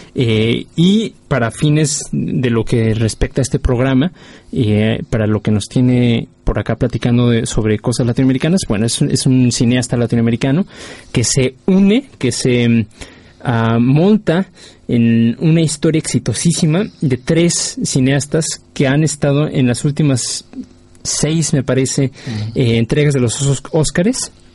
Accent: Mexico; del cine en mi país.

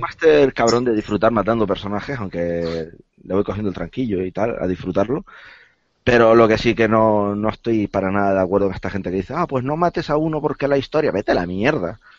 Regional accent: Las Palmas, Canary Islands, Spain; yo soy de las islas, yo soy de, de Las Palmas

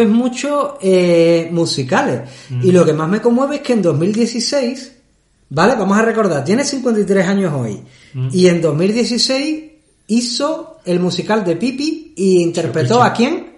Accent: Andalusia, Spain; now in Sweden; como andaluz

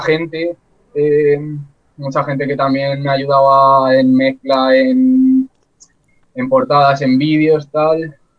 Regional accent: Guadalajara, Castilla-La Mancha, Spain; Yo en verdad no soy de Alcalá, soy de Guadalajara

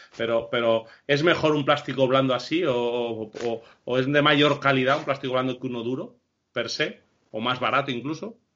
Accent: Castile and León, Spain; Nosotros los tres, que somos castellanos

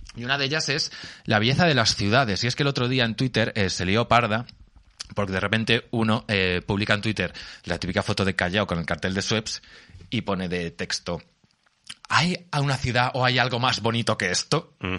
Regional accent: Albacete, Castilla-La Mancha, Spain; yo soy de Albacete

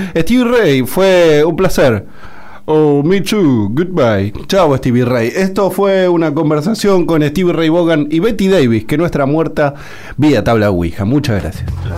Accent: Argentina; nosotros somos from Argentina.

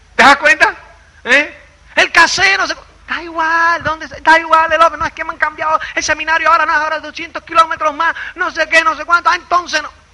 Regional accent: Cuba; moved away as an adult; also born or lived in Spain; uno, como es cubano

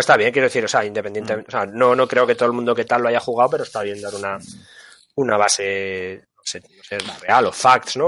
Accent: Asturias, Spain; nosotros somos de Asturias

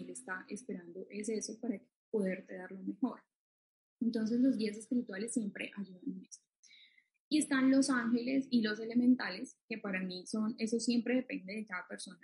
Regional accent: Colombia; en mi país, pues Colombia

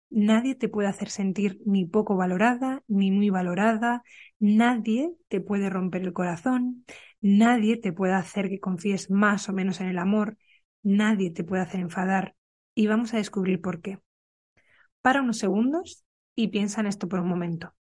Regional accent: Burgos, Castile and León, Spain; moved away; Yo ahora estoy en Burgos, en mi ciudad natal, en casa de mis padres

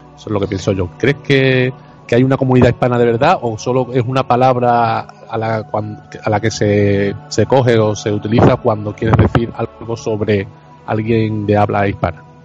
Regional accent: Andalusia, Spain; soy andaluz

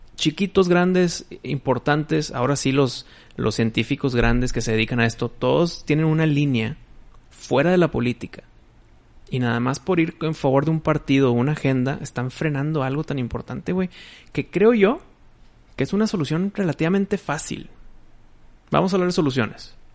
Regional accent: Mexico; mi voto como mexicano

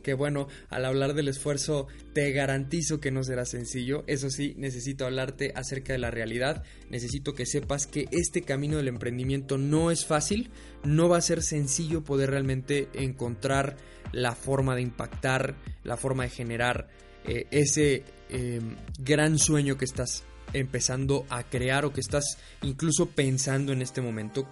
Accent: Mexico

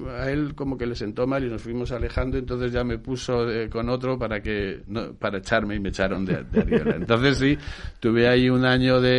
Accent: Burgos, Castile and León, Spain; que es amigo mío de Burgos también, yo soy de Burgos

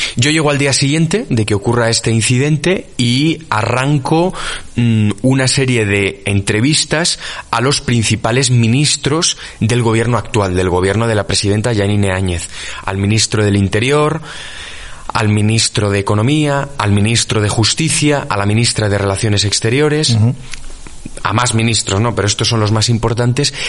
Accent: Spain; soy periodista de investigación, que soy español

